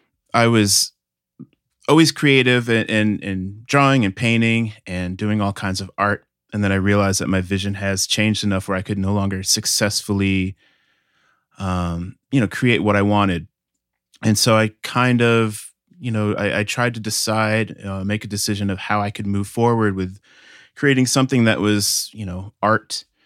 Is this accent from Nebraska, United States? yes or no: no; Milford, Connecticut, United States; now in Chicago, United States; I grew up in Milford, Connecticut in the States, which is a small town outside of New Haven.